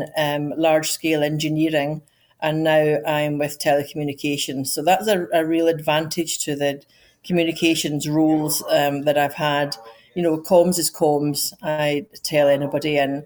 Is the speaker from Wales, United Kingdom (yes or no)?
no; Scotland, United Kingdom; moved away as an adult; also born or lived in Edinburgh; now in United States; I'm Scottish, but yet I work in America